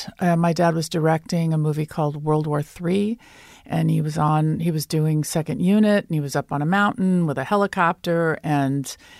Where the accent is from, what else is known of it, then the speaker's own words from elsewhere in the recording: Hollywood, California, United States; born there; I was born in Hollywood.